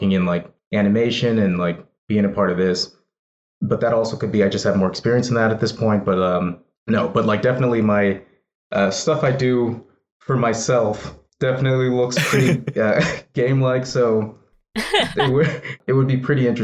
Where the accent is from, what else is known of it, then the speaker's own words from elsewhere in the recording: San Jose, California, United States; I grew up in San Jose